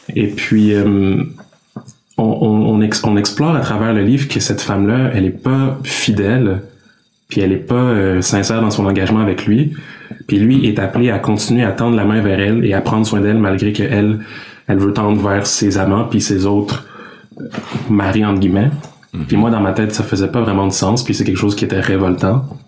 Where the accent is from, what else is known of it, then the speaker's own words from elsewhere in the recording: Quebec, Canada; je suis né ici au Québec, mais j'ai des parents qui sont d'origine congolaise. Donc mes parents sont venus, ils ont immigré au Québec et ils ont eu les enfants ici que nous sommes